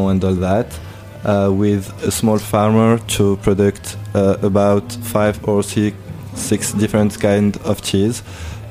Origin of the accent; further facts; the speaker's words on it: Tunisia; English is a second language; moved away as an adult; now in Paris, France; I'm not really from France. I'm from Tunisia. North Africa